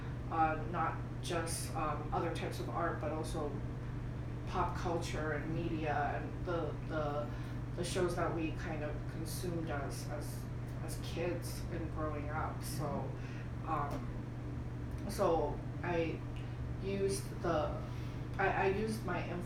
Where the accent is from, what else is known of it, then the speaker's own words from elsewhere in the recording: Bay Area, California, United States; also born or lived in Wuhan, China / Boston, Massachusetts / Mountain View, California; I mostly grew up in the Bay Area